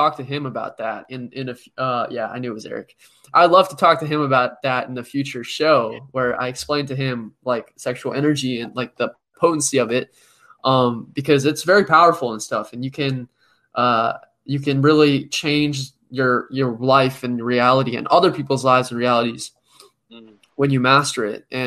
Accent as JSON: {"language": "English", "town": "New York City", "region": "New York", "country": "United States", "tie": "born or raised there", "said": "I was born in Brooklyn"}